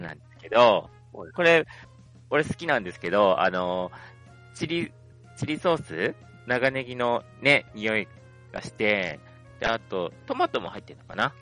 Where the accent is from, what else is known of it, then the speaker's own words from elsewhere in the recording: Hokkaido, Japan; 自分北海道民